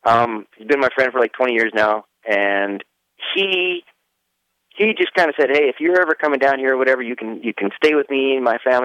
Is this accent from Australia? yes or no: no; Regina, Saskatchewan, Canada; moved away as an adult; I was from Regina, and there's not diddly squat, really. It's a cool town now. I think it's better, but back then there was nothing.